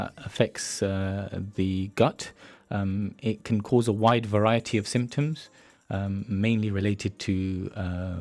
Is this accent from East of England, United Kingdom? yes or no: yes; Luton, East of England, United Kingdom; also born or lived in London; I'm born and brought up in Luton